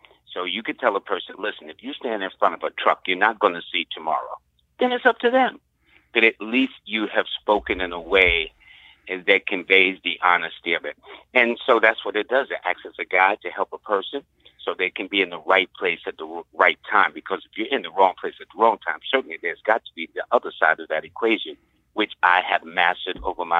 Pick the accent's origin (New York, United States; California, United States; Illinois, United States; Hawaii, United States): New York, United States; Harlem; First of all, I'm a product of Harlem because I was born in Harlem.